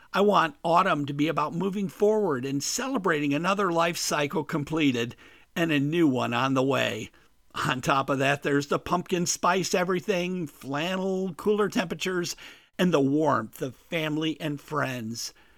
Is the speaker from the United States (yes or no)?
yes; Midwest, United States; moved away as an adult; also born or lived in Caribbean / South Florida; I grew up in the Midwest